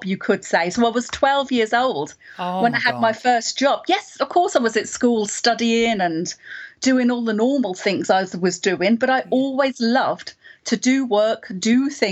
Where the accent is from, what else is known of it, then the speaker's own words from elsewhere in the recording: Watford, East of England, United Kingdom; I was born in Watford. So Watford, just outside of London. I went to the local education system